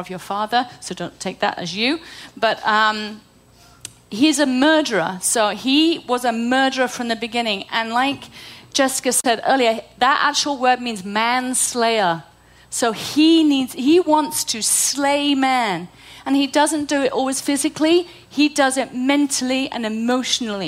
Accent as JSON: {"language": "English", "country": "United Kingdom", "moved": "yes", "said": "I'm British"}